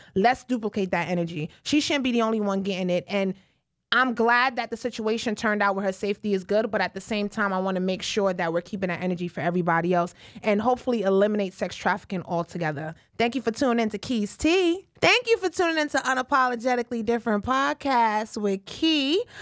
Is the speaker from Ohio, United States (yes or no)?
no; New York City, New York, United States; I'm from the Bronx